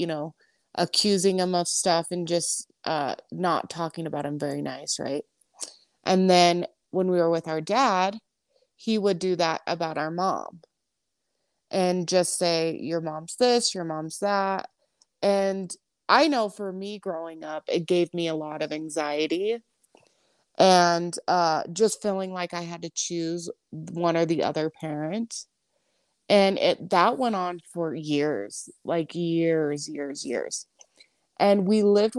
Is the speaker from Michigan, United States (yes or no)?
no; California, United States; now in Pinedale, United States; we're from California originally